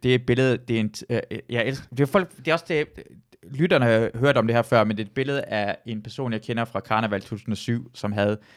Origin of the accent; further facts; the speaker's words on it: Iran; jeg føler ikke, at, at drille mig, at jeg er iraner, er sparket ned af, fordi jeg føler ikke, det er mindre værd ved iraner end dansk.